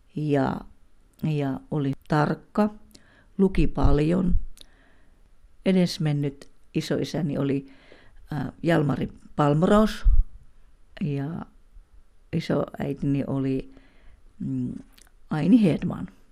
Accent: Pihtipudas, Central Finland, Finland; now in Pirkkala, Finland; olen Pihtiputalta kotoisin ja, ja tuota niin, Pirkkalassa olen asunut noin 25 vuotta

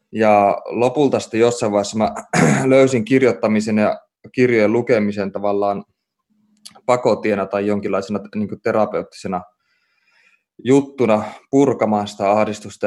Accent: Oulu, North Ostrobothnia, Finland; mä kasvoin lapsuuteni ja nuoruuteni Oulussa

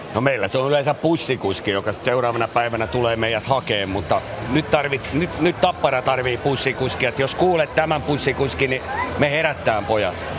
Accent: Tampere, Pirkanmaa, Finland; meillä Ikurissa

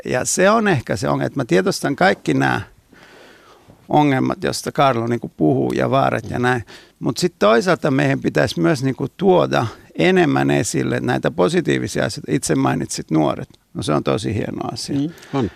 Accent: Naples, Campania, Italy; now in Finland; mä oon Napolista kotoisin

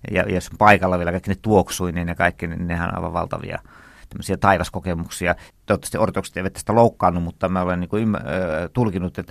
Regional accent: Turku, Southwest Finland, Finland; Minähän olen turkulainen.

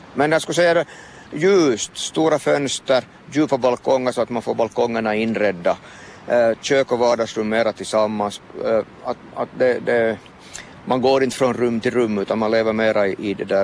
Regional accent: Vaasa, Ostrobothnia, Finland; som Vasabo har man relation till, till större byggnader

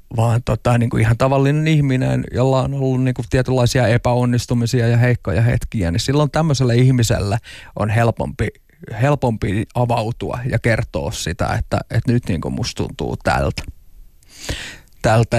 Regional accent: Tampere, Pirkanmaa, Finland; ihan pikkupoikana, että asuin Tampereella Hervannassa

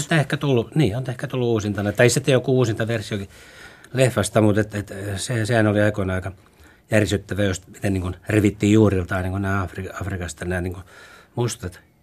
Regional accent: Turku, Southwest Finland, Finland; also born or lived in Helsinki / Raisio; ne juuret on vetänyt koko ajan sen Turkuun takaisin

